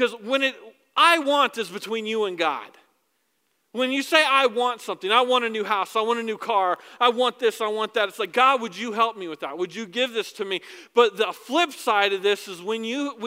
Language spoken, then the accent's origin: English; United States; I'm an American